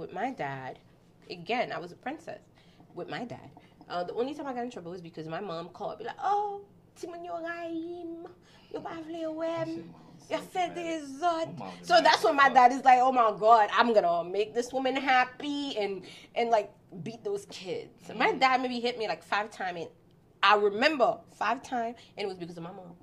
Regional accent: Haiti; moved away; I grew up in Haiti.

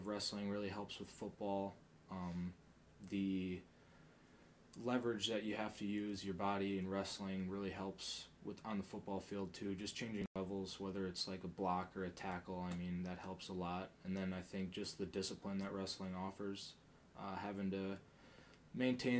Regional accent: Spencer, Wisconsin, United States; moved away as an adult; also born or lived in Marshfield, Wisconsin / Fargo, North Dakota; I'm from a little town in central Wisconsin, Spencer, originally from the Dirty Marshfield

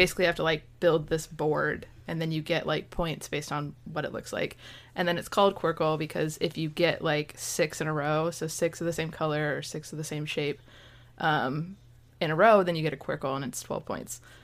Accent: Michigan, United States; moved away as an adult; now in Florida, United States; I'm from Michigan.

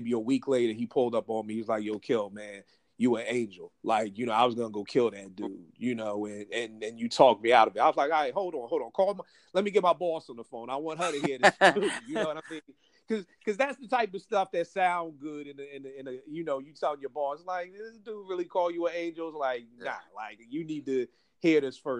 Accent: Philadelphia, Pennsylvania, United States; growing up in Philly

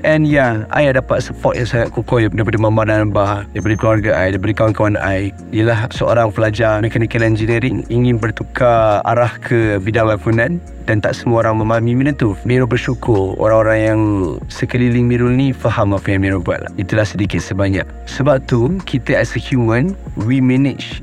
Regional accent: Putrajaya, Malaysia; moved away; also born or lived in Kuala Lumpur / Selangor; saya dibesarkan di Putrajaya membesar di Putrajaya then I moved to Kuala Lumpur

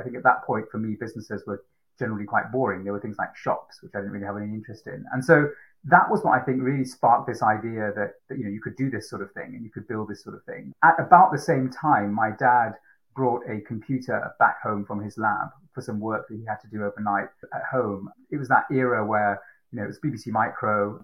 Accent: Manchester, North West England, United Kingdom; also born or lived in Sri Lanka / Fiji; had a great childhood growing up in Manchester mainly

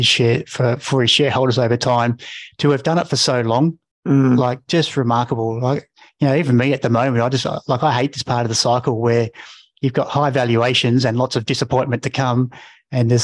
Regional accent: Mount Gambier, South Australia, Australia; I'm a kid from Mount Gambier

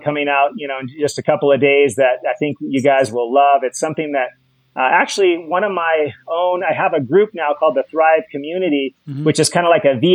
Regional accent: Hawaii, United States; I'm from Hawaii

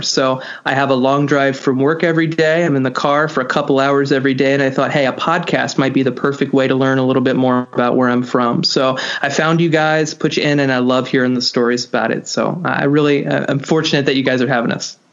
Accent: Cincinnati, Ohio, United States; moved away as an adult; now in New Jersey, United States; I'm originally from Cincinnati, Ohio, specifically the east side of town, Eastgate

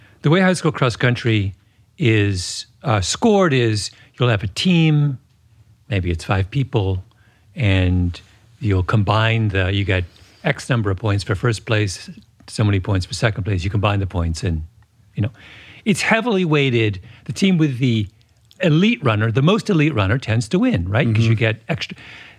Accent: Canada; Which I'm Canadian. So this is a national trait. Mm-hmm. We're a tiny country that is kind of in the shadow of its large bellicose neighbor.

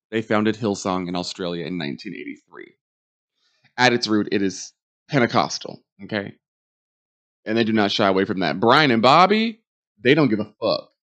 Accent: New York, United States; because me as a New Yorker, I was living in New York at the time

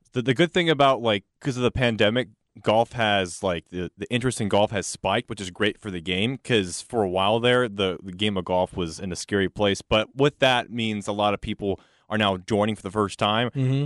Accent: North Carolina, United States; now in Texas, United States; I'm from North Carolina

